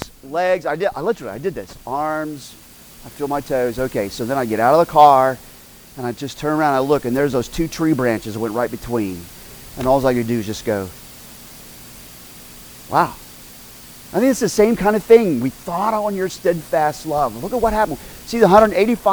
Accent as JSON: {"language": "English", "region": "Oklahoma", "country": "United States", "tie": "born or raised there", "said": "I grew up in Oklahoma"}